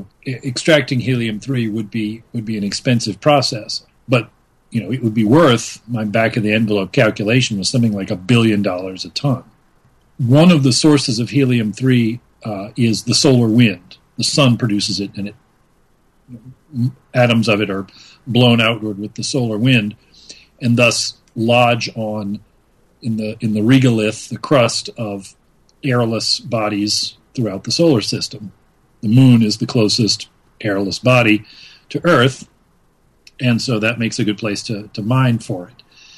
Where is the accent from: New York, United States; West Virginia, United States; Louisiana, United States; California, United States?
Louisiana, United States; I grew up in Louisiana, which means one of the local heroes that we learned about in history class was our local pirate, Jean Lafitte